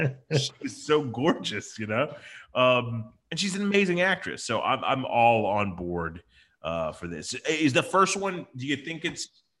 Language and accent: English; Waleska, Georgia, United States; I grew up in Waleski, Georgia. So a lot of guns.